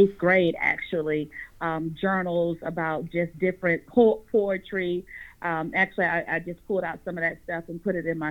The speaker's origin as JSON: {"language": "English", "area": "Raleigh-Durham area", "region": "North Carolina", "country": "United States", "said": "I am from North Carolina, the Raleigh-Durham area."}